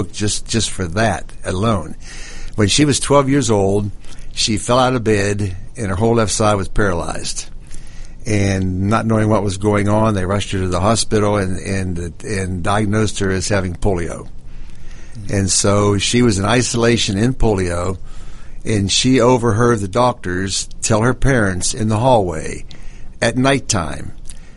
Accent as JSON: {"language": "English", "town": "Pittsburgh", "region": "Pennsylvania", "country": "United States", "moved": "as an adult", "said": "I'm from Pittsburgh, Pennsylvania myself"}